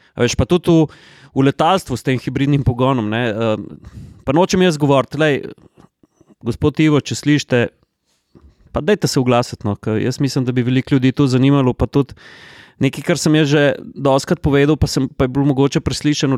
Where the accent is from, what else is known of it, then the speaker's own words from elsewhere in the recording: Slovenia; Slovenci smo